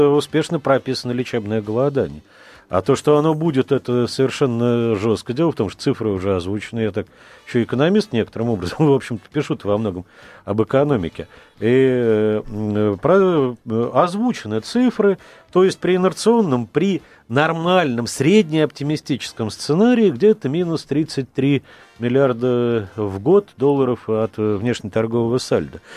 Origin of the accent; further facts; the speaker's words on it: Crimea, Ukraine; я дочка, дочь офицера, я крымчанка